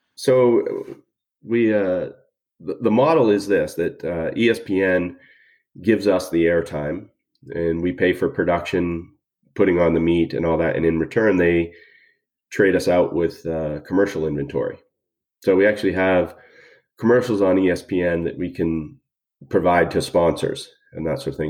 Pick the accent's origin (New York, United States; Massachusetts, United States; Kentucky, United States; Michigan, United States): Massachusetts, United States; Boston; moved away; also born or lived in Houston; I'm originally from Boston